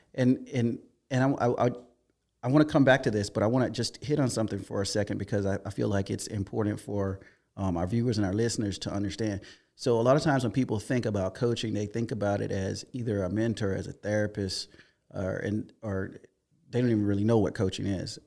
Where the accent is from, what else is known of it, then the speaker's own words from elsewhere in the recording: Hopkins, South Carolina, United States; I grew up in South Carolina, a little town called Hopkins.